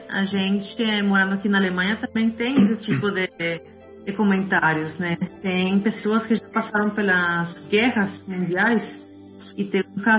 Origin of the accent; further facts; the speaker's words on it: Colombia; also born or lived in Brazil; now in Germany; Eu morei cinco anos no Brasil, eu sou mesma colombiana, eu sei como que se vive na América Latina